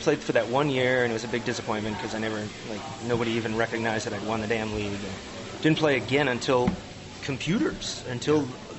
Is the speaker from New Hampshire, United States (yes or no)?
yes; New Hampshire, United States; now in New Mexico, United States; I'm originally from New England, from New Hampshire. So I was born and raised a Red Sox fan. Moved out here 22 years ago, been here ever since.